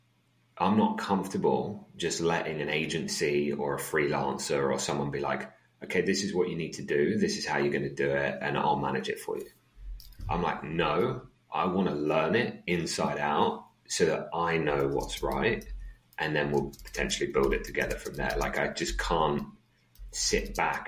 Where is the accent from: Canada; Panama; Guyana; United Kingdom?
United Kingdom; England; also born or lived in Netherlands; when I moved to England from Holland, I missed the first year of school.